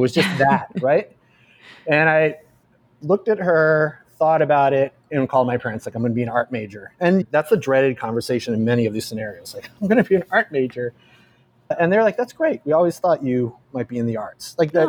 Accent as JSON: {"language": "English", "town": "Berea", "region": "Ohio", "country": "United States", "tie": "born or raised there", "also_born_or_lived": "Germany", "moved": "yes", "lives_now": "Brooklyn, United States", "said": "I grew up in suburban Cleveland, Ohio, where if you ever fly into Cleveland, you fly into Berea, and that's my hometown."}